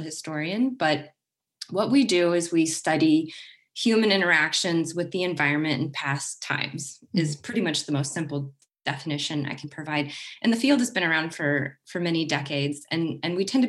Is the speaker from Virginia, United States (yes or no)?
no; Kansas, United States; now in Oregon, United States; I grew up in Kansas, which is about as far away from the ocean as you can literally get in the United States.